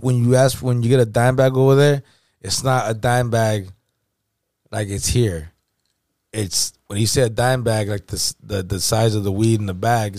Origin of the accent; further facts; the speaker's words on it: California, United States; I'm a Cali cat, right? I couldn't hide it. Everybody knew I was from California